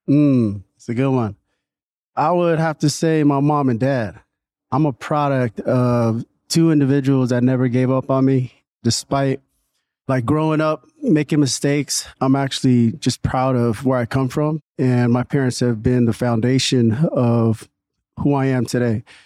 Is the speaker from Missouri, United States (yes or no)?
no; Newark, California, United States; also born or lived in Redwood City, California; I was born in Redwood City, and then my parents moved to Newark in, I think it was eighty-nine